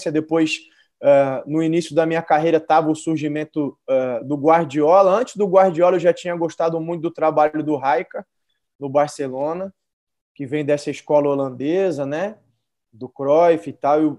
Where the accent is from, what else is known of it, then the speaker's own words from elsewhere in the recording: São Paulo, Brazil; Porque eu nasci e cresci em São Paulo